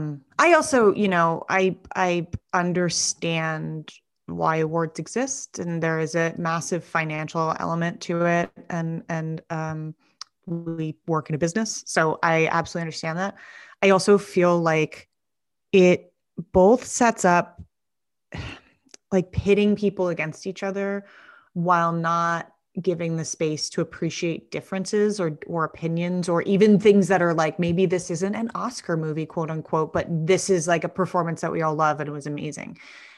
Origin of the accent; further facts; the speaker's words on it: New York, United States; also born or lived in Connecticut; I grew up in New York and Connecticut, and I lived in Bed-Stuy for 6 years